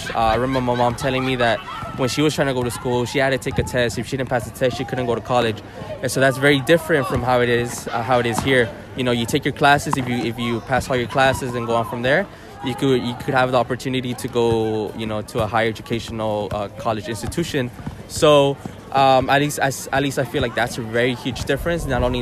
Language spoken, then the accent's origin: English; Los Angeles, California, United States; also born or lived in Mexico City area, Mexico; I was raised in Los Angeles, pretty much in the heart of L.A. by downtown, near Koreatown